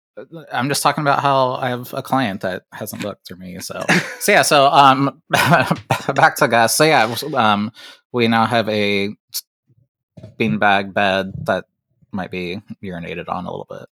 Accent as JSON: {"language": "English", "region": "Ohio", "country": "United States", "said": "I'm from Ohio"}